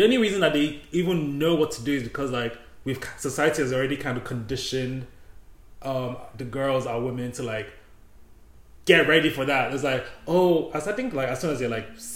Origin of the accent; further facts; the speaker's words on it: Nigeria; in the Nigerian culture, we just call everybody older than us auntie.